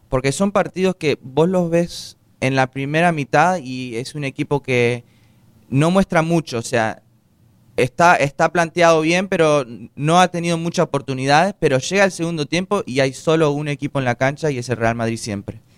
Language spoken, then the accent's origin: Spanish; Uruguay; now in United States